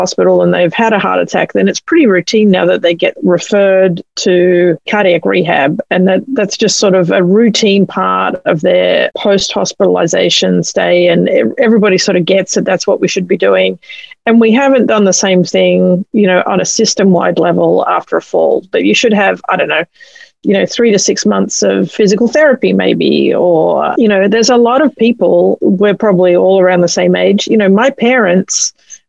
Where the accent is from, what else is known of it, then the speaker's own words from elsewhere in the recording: Australia; now in United States; You can probably tell I'm from Australia